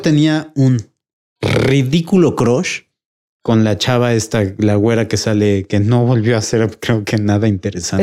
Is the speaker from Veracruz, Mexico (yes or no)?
no; Puebla, Mexico; nací en Puebla